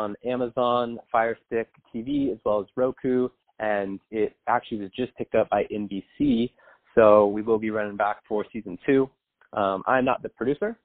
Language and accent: English; San Diego, California, United States; I grew up in Southern California in San Diego